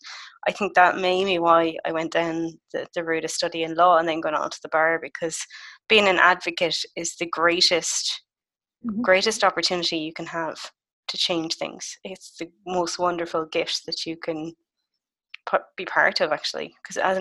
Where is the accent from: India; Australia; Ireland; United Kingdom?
Ireland; Galway, Connacht; I spent my summer in my hometown of Galway